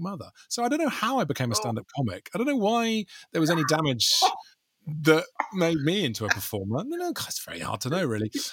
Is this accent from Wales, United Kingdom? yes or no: yes; South Wales, United Kingdom; I grew up in South Wales with just my mum